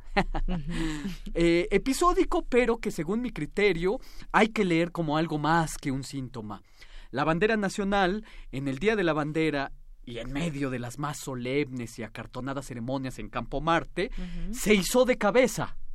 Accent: Mexico; nuestras imágenes cohesionantes como ciudadanos mexicanos

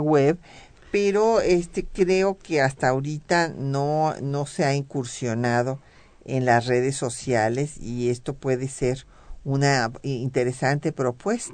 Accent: Mexico

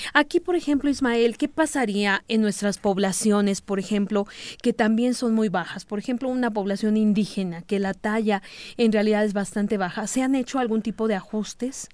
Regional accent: Mexico; algo en nuestros genes como población mexicana

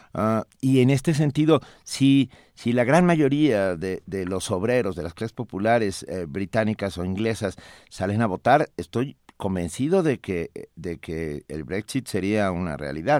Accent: Mexico; como mexicanos

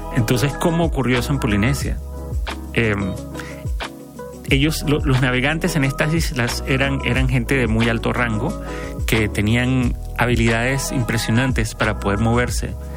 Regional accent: Panama; now in Mexico; de donde yo soy de Panamá

